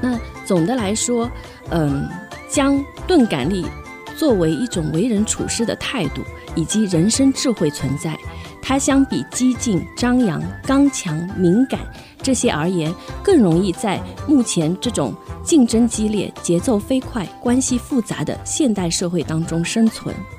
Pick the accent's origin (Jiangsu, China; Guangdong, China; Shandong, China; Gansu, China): Jiangsu, China; Suzhou; moved away as an adult; now in Hsinchu, Taiwan; 来自江苏苏州